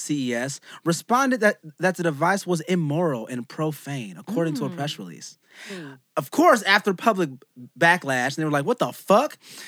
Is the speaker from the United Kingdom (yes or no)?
no; United States; I'm an American.